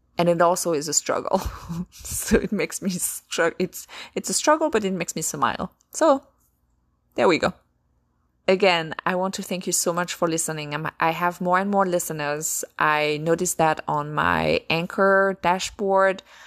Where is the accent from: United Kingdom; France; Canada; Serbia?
France; accent: French; my French accent